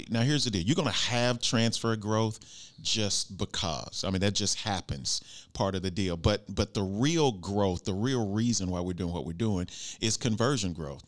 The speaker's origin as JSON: {"language": "English", "region": "Arkansas", "country": "United States", "said": "I'm from Arkansas"}